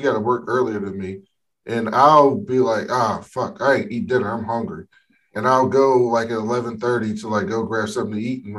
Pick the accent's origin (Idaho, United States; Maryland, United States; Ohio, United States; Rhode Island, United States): Maryland, United States; Baltimore; I grew up in Baltimore City